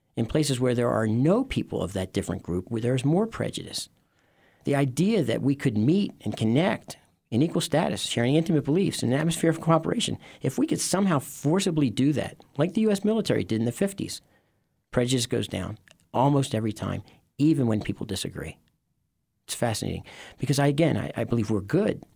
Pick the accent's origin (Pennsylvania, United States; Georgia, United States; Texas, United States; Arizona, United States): Pennsylvania, United States; Philadelphia; I grew up in Philadelphia